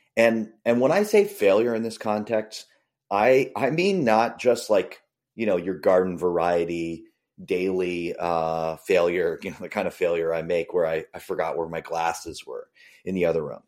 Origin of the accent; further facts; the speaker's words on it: Boston suburbs, Massachusetts, United States; I grew up in the Boston suburbs